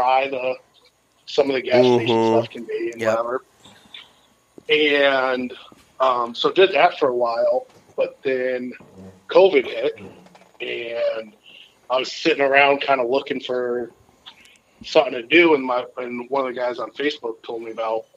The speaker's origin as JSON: {"language": "English", "town": "Enfield", "region": "Connecticut", "country": "United States", "tie": "born or raised there", "said": "we grew up in Connecticut is where kind of my whole family grew up and everything. And so we would drive around, like, Enfield is where we grew up"}